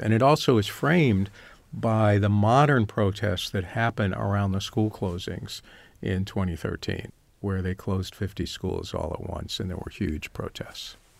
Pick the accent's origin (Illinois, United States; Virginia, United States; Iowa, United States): Virginia, United States; Northern; moved away as an adult; also born or lived in Chicago; I grew up in Northern Virginia